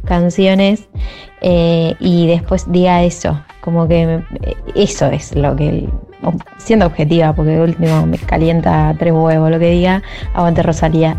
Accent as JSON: {"language": "Spanish", "country": "Colombia", "moved": "yes", "lives_now": "Argentina", "said": "yo soy colombiana"}